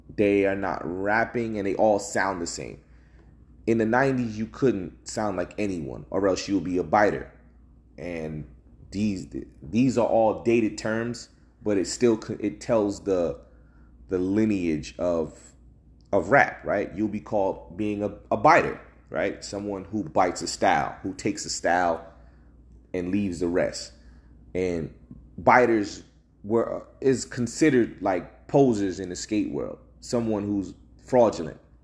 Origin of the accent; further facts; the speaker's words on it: New Jersey, United States; I'm from the, I'm from Jersey